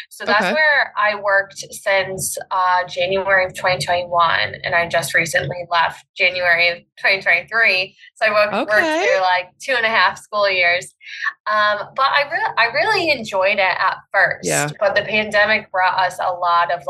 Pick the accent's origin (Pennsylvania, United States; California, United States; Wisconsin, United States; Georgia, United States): Pennsylvania, United States; I am a mom from Pennsylvania